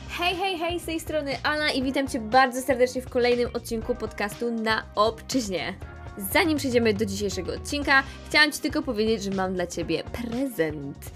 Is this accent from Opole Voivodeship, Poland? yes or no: no; Silesian Voivodeship, Poland; ja jestem ze Śląska